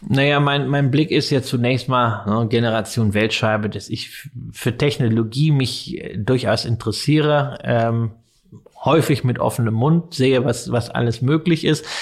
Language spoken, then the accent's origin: German; Germany; als Deutscher